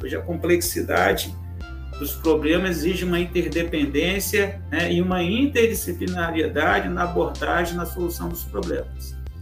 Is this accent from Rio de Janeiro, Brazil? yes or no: yes; Rio, Rio de Janeiro, Brazil; nascido no Rio